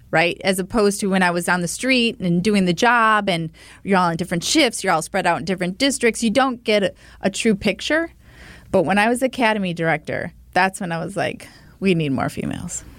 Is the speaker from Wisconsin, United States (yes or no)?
yes; Milwaukee, Wisconsin, United States; this incredible sense of community you had growing up in Milwaukee in our neighborhoods